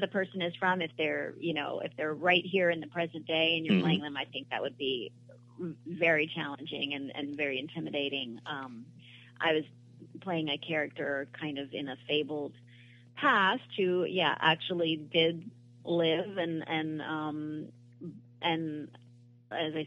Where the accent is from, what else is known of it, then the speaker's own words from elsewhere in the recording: Newport, Rhode Island, United States; I grew up in Newport, Rhode Island